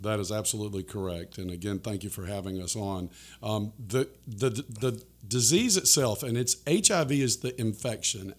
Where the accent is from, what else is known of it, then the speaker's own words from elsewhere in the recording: Florida, United States; my home state of Florida